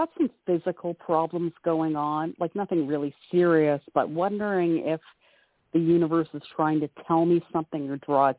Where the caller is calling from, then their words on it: Canada; I'm calling from Canada.